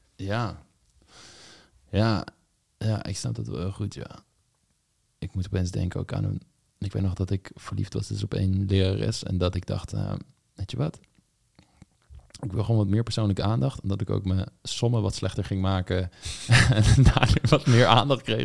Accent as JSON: {"language": "Dutch", "town": "Voorhout", "region": "South Holland", "country": "Netherlands", "moved": "yes", "said": "waar ik vandaan kom, voorhoud. Dorpje in de buurt van Leiden, in de Bollenstreek"}